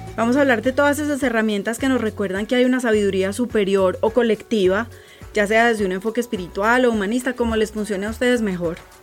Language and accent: Spanish; Colombia; Soy colombiana